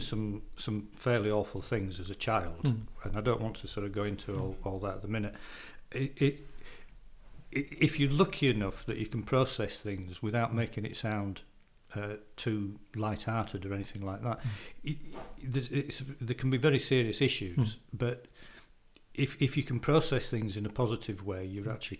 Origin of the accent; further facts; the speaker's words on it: Morley, Yorkshire and the Humber, United Kingdom; I come from Morley